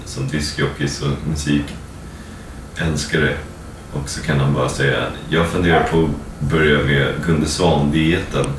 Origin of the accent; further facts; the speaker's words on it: Sweden; now in United States; som svenskar